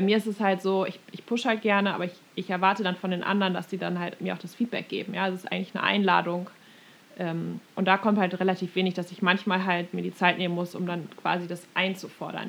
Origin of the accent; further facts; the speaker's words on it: Germany; now in United States; als Deutsche